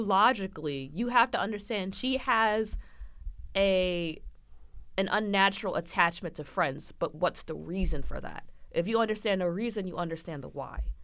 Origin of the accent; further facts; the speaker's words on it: United States; I am American